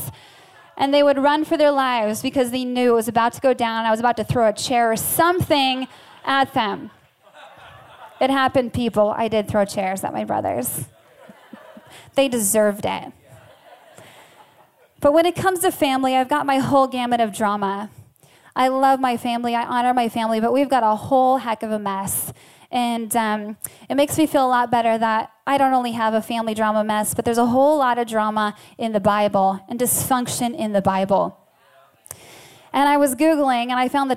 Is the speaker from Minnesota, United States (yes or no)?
yes; Farmington, Minnesota, United States; now in Seattle, United States; I actually grew up in Farmington, Minnesota